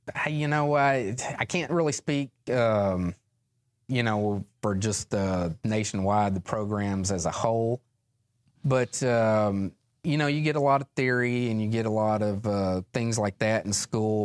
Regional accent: West Memphis, Arkansas, United States; I grew up just outside of West Memphis, Arkansas

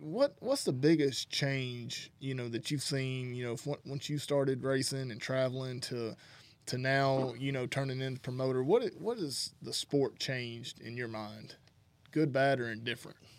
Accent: North Alabama, United States; I grew up in Alabama, North Alabama area

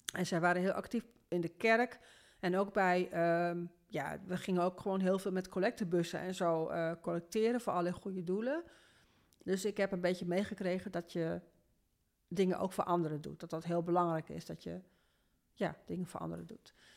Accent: Veendam, Groningen, Netherlands; geboren in Noordoost-Groningen, in Veendam. Ehm, als oudste van een gezin van vijf kinderen. Wij woonden daar

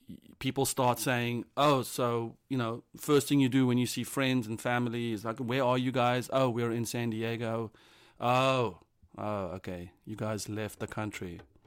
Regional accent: South Africa; now in London, United Kingdom

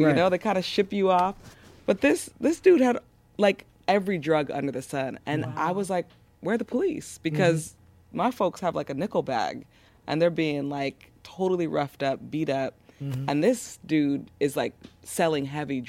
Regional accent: Los Angeles, California, United States; born or raised there

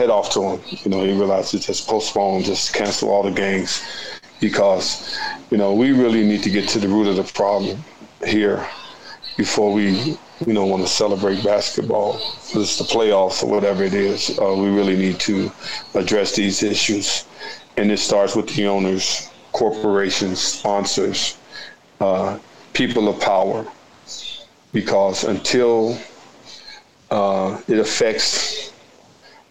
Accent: Chicago, Illinois, United States; I was born here in Chicago

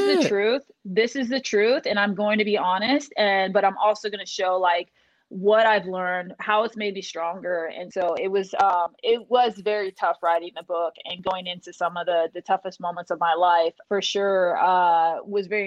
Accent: Des Moines, Iowa, United States; I was born and raised in Des Moines, Iowa

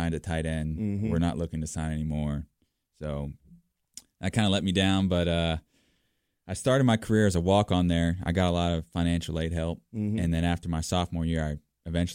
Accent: Pinehurst, North Carolina, United States; also born or lived in Redondo Beach, California; I'm from, I grew up in a town, Redondo Beach, California. Then when I was 12, I moved to Pinehurst, North Carolina. So I kind of grew up in two different places

